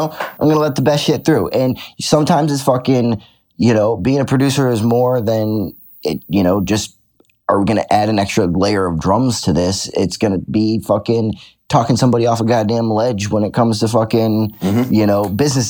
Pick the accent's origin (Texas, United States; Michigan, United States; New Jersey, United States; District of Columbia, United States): Michigan, United States; Detroit; I grew up in Detroit